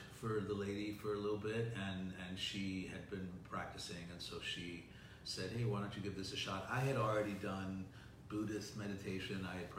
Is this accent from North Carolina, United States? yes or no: no; New York City, New York, United States; I grew up in Greenwich Village.